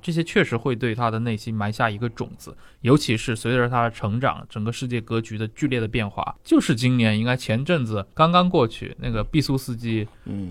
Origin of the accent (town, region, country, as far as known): China